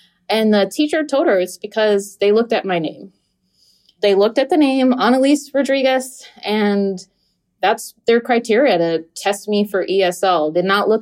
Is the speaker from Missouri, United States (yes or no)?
no; Florida, United States; English is a second language; also born or lived in New Jersey; in the fourth grade, we just moved from New Jersey to Florida